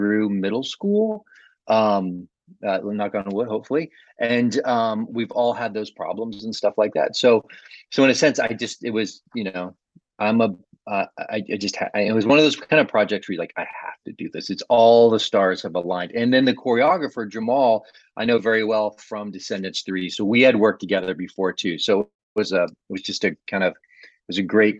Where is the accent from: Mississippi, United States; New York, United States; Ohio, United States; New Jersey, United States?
Ohio, United States; I grew up in Ohio